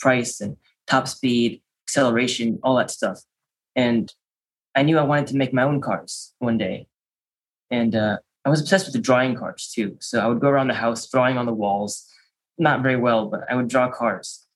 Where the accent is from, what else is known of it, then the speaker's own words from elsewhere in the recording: Maryland, United States; also born or lived in Chicago, Illinois; We moved to Maryland, which is where I am now